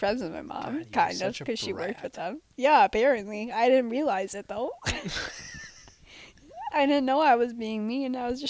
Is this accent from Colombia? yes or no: no; Minnesota, United States; And I'm from Minnesota.